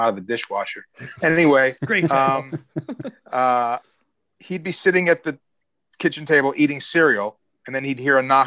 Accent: Chicago, Illinois, United States; I'm from Chicago

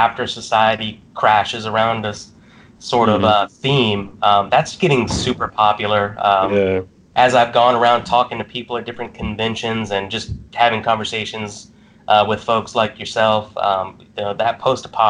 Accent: Mississippi area, United States; moved away; I'm from the Mississippi area originally

